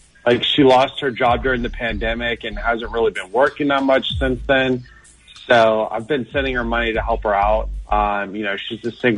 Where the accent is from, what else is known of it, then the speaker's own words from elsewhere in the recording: Virginia Beach, Virginia, United States; moved away as an adult; now in Woodville, Texas, United States; I was born in Virginia Beach